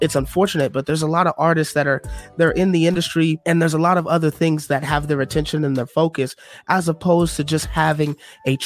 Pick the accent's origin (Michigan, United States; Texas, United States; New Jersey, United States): Michigan, United States; Detroit; now in Illinois, United States; I'm from Detroit originally